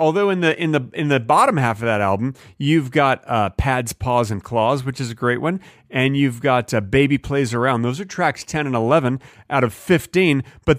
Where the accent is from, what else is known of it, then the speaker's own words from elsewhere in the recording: Texas, United States; Listen, I grew up in Texas.